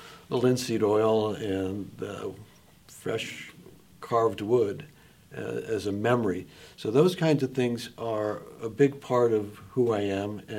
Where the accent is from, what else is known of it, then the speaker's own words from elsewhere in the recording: Los Angeles, California, United States; moved away; we grew up in Los Angeles